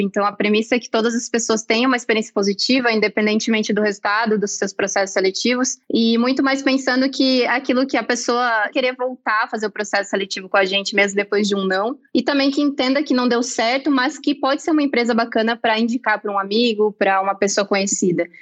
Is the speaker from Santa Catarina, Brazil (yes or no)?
yes; Santa Catarina, Brazil; moved away as an adult; now in São Paulo, Brazil; Eu sou catarinense, mas eu moro em São Paulo há pouco mais de um ano e meio